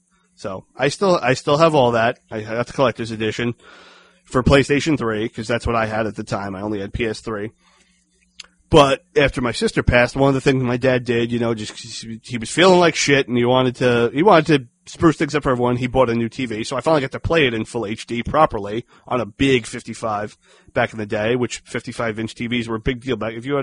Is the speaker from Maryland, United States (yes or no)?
no; Dayton, Ohio, United States; born there; No, I was born in Dayton, so.